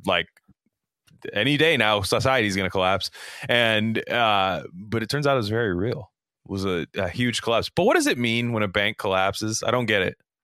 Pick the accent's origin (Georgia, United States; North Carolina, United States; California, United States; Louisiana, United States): California, United States; Silicon Valley; in my hometown, quite literally, Silicon Valley